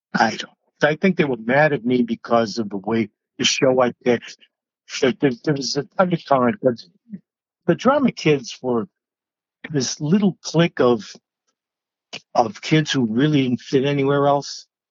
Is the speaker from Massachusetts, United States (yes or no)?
yes; Georgetown, Massachusetts, United States; also born or lived in New England; That's Georgetown. That's my hometown